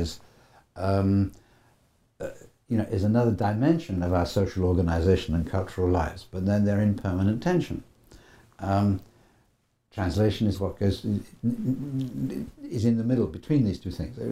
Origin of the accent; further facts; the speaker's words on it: United Kingdom; accent: educated Brit; me as sort of educated Brit